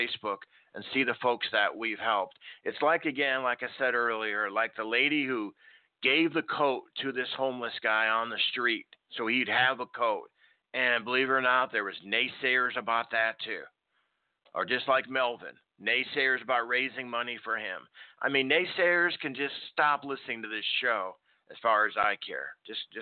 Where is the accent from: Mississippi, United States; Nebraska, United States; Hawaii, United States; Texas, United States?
Nebraska, United States; moved away; also born or lived in Chicago, Illinois; I lived up in the north. I grew up in Nebraska, raised, born in Chicago.